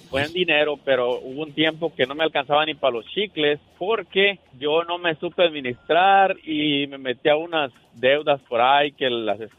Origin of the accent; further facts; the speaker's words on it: Guatemala; now in Chicago, United States; Soy de Guatemala y llegué en 1988